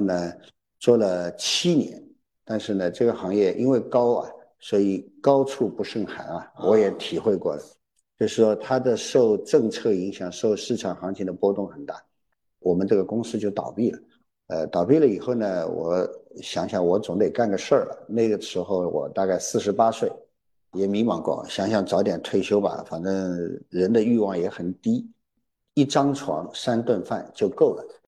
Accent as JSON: {"language": "Chinese", "region": "Shanghai", "country": "China", "tie": "born or raised there", "said": "对上海还是，因为土生土长的嘛"}